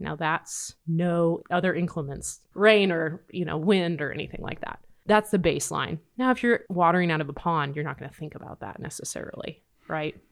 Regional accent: Nebraska, United States; Growing up in Nebraska

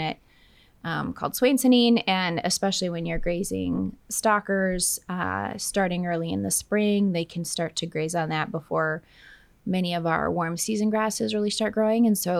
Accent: Minnesota, United States; moved away as an adult; also born or lived in Texas / New Mexico; now in Oklahoma, United States; I'm originally from Minnesota, but I did my bachelor's in range and agronomy in Texas, in West Texas

